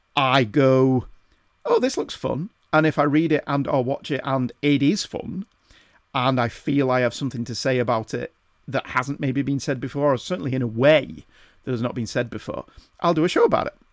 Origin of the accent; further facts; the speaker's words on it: the north of England, United Kingdom; accent: northern; my wittering northern accent